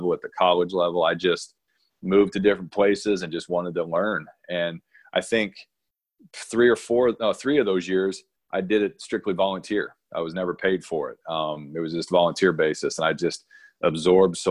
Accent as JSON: {"language": "English", "region": "Missouri", "country": "United States", "tie": "born or raised there", "also_born_or_lived": "New Mexico", "moved": "as an adult", "lives_now": "Irvine, United States", "said": "I grew up in Missouri"}